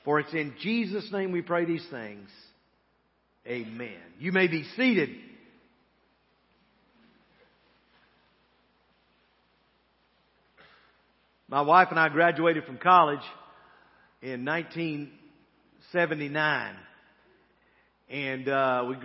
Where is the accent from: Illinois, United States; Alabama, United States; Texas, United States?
Alabama, United States; Montgomery; moved away; I grew up in Montgomery, Alabama, and know a lot about this area